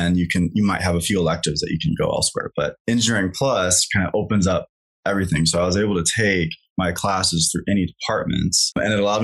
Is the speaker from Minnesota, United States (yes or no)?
no; Kansas, United States; moved away as an adult; now in Colorado, United States; I grew up in Kansas